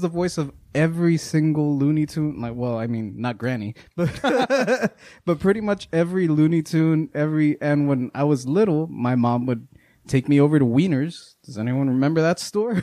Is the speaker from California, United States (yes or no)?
no; Eagle Pass, Texas, United States; first language Spanish; English is a second language; now in Austin, United States; We're the only ones that stayed in Eagle Pass.